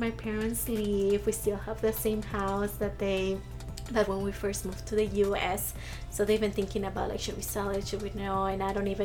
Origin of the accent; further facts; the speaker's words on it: Mexico; accent: accent; now in United States; And even being questioned, like, not only like being raised here, but also being questioned that I wasn't Mexican, right?